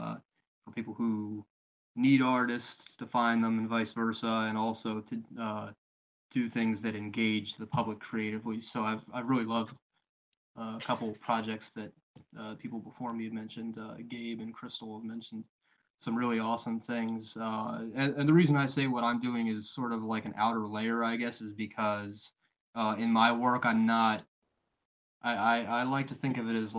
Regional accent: Maryland, United States; also born or lived in Eugene, Oregon; now in Pennsylvania, United States; I'm from Maryland, live in Pennsylvania

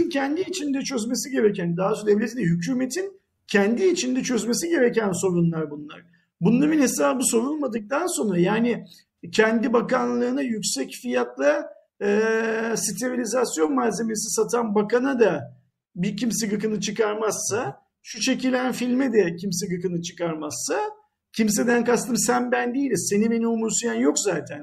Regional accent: Turkey; Bir Türk olarak.

